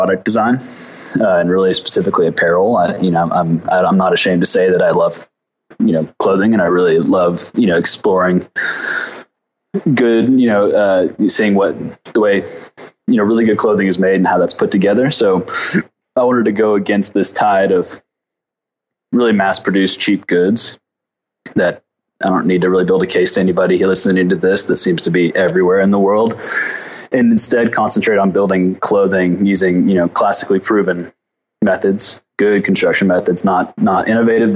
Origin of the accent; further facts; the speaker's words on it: Fayetteville, Arkansas, United States; So I'm from Arkansas. I grew up in the Ozark Mountains in Fayetteville, Arkansas.